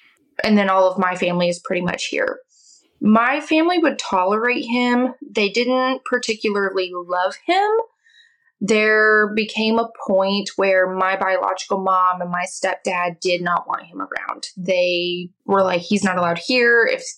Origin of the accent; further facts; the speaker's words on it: Oklahoma, United States; I am from Oklahoma.